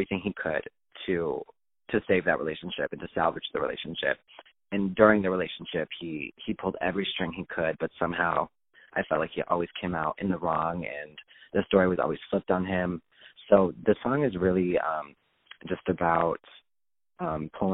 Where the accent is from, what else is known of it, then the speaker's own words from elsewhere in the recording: Chicago, Illinois, United States; I am from Chicago, Illinois, just outside the city.